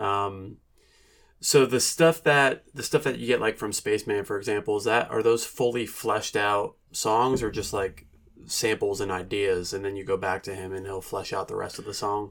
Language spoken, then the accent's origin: English; New Jersey, United States; moved away as an adult; now in Asheville, United States; I grew up in New Jersey